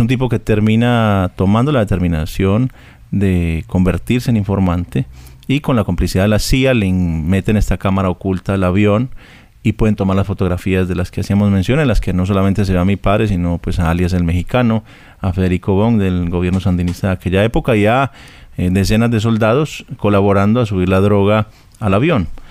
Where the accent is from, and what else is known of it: Colombia